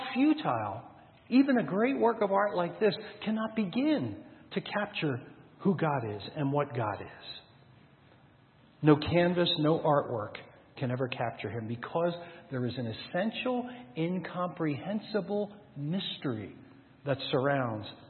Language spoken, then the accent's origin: English; New Jersey, United States; now in Colorado, United States; Back in New Jersey, where I'm my home state, where I grew up